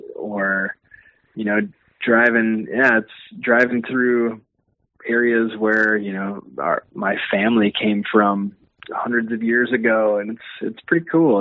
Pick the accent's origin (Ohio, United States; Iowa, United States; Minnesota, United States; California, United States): Minnesota, United States; Brooklyn Park; we grew up in Brooklyn Park, in that area, and uh, Osseo